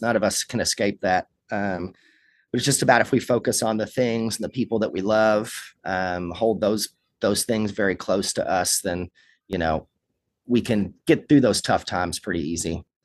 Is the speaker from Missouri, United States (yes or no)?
no; Kentucky, United States; born or raised there; moved away as an adult; also born or lived in Los Angeles